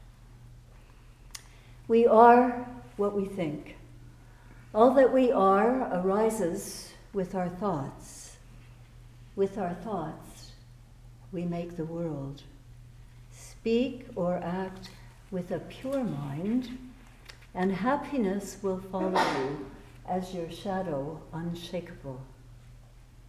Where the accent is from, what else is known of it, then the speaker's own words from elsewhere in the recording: Vancouver, British Columbia, Canada; also born or lived in Toronto; now in United States; I'm originally from Vancouver, but then I came across many, many years ago and started at the temple when I was in Toronto.